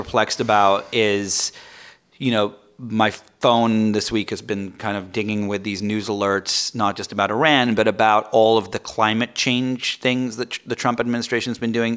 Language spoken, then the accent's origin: English; England, United Kingdom; moved away; I'm from England.